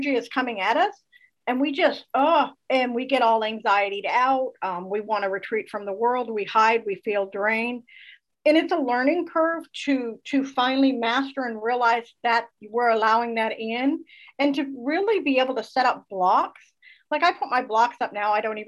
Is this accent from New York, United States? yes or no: no; Northern Vermont, United States; now in North Florida, United States; I live in a small town, much like I was raised in Northern Vermont.